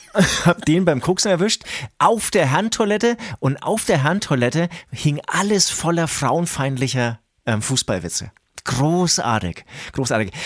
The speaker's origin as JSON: {"language": "German", "area": "Franconia", "region": "Bavaria", "country": "Germany", "said": "man hört es äh, uns vielleicht an. Wir sind aus Franken"}